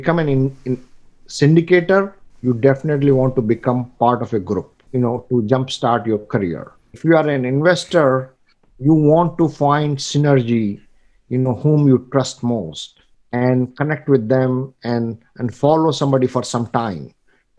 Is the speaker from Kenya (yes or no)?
no; India; moved away as an adult; I come from India, I know the mentality of Indians